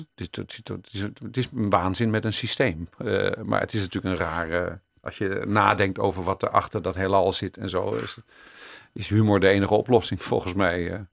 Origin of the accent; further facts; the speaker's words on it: Amsterdam, North Holland, Netherlands; also born or lived in Jordaan, Amsterdam; Ik ben er geboren, daar ben ik trots op. Maar eh, ik ben na een jaar al verhuisd naar Amsterdam West